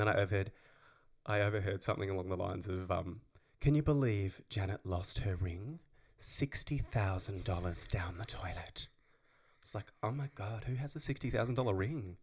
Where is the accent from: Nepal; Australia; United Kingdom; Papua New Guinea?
Australia; Tasmania; moved away as an adult; now in Melbourne, Australia; I've never lived out of Tassie